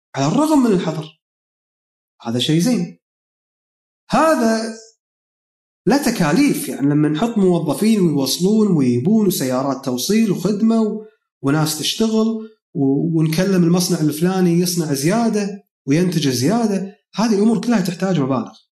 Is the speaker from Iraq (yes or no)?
no; Kuwait; عندنا بالكويت